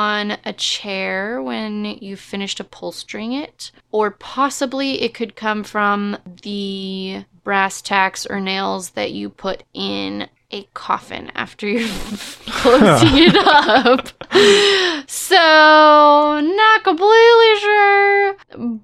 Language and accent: English; Texas, United States; we're from Texas